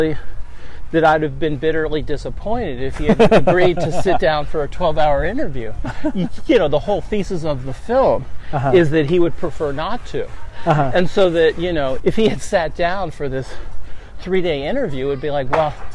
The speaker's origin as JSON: {"language": "English", "area": "San Francisco Bay Area", "region": "California", "country": "United States", "tie": "born or raised there", "also_born_or_lived": "Los Angeles, United States", "moved": "yes", "lives_now": "Seattle, United States", "said": "I grew up in the Bay Area"}